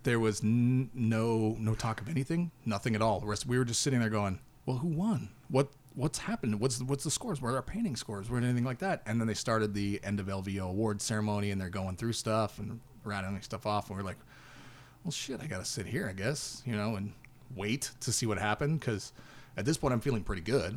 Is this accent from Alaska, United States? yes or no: yes; Alaska, United States; We're from Alaska